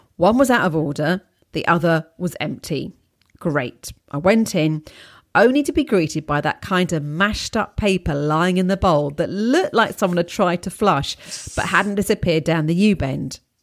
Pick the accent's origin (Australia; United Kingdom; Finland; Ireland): United Kingdom; England; also born or lived in Poland; being an English person living there